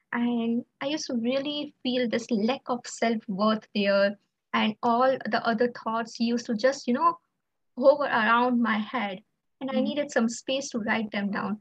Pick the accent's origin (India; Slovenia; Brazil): India; I'm from India